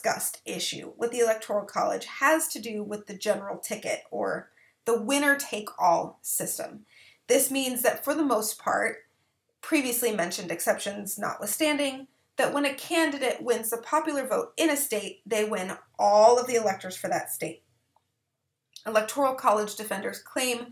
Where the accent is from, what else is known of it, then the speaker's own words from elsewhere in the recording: Minnesota, United States; Go Minnesota, my home state